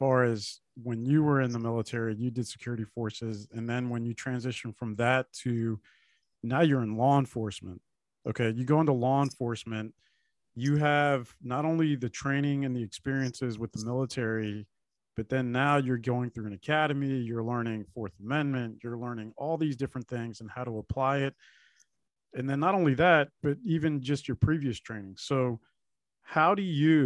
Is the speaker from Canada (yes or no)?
no; El Salvador; now in United States; I'm from El Salvador